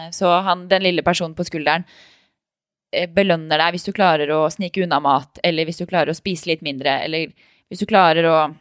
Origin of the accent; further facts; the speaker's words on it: Tønsberg, Vestfold, Norway; also born or lived in Oslo; Jeg sier at jeg er oppvokst i Tønsberg. Det er det som er hjembyen min